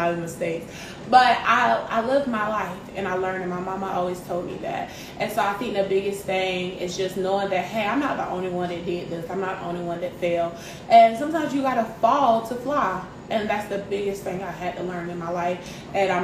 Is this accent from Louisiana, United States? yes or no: no; Greenville, South Carolina, United States; I am originally from Greenville, South Carolina, born and raised